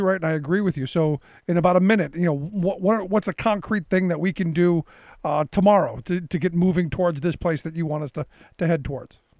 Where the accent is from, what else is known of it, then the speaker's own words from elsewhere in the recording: Cleveland, Ohio, United States; I grew up in Cleveland